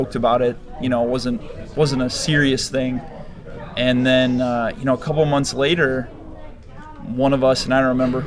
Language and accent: English; Spencer, Iowa, United States; also born or lived in Minneapolis; we're actually all from Spencer